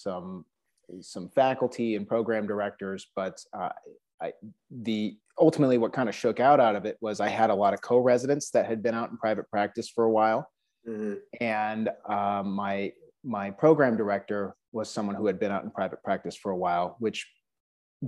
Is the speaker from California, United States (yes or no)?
no; Omaha, Nebraska, United States; moved away; also born or lived in Lincoln, Nebraska; I'm originally from the Omaha area. It's kind of where all my family's based